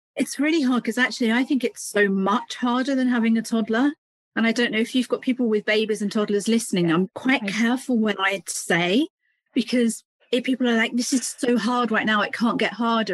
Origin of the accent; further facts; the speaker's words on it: United Kingdom; You probably hear from my accent, I'm from the UK. I live just between London and Cambridge, if anybody knows England.